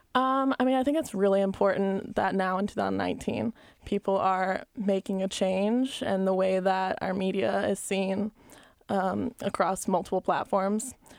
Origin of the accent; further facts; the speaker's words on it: Albany, Georgia, United States; moved away as an adult; also born or lived in Columbus, Georgia; growing up in Albany, Georgia